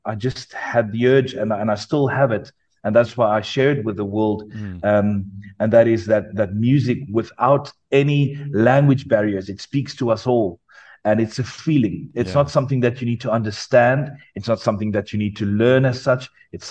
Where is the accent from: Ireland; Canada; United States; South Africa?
South Africa; Parow, Western Cape; I grew up in the Christian Reformed Sutad Church in Parow